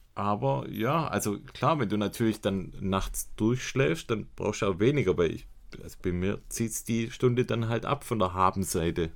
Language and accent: German; Swabia, Germany; bei uns in Schwaben